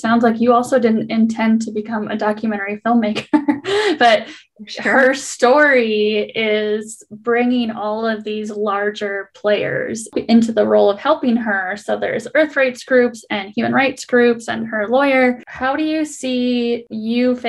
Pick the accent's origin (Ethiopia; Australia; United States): United States; Wisconsin; moved away; I'm from Wisconsin originally